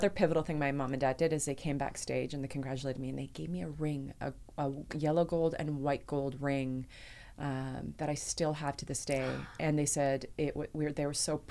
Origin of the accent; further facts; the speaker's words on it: Nanaimo, British Columbia, Canada; I grew up on the island and I grew up in a city called Nanaimo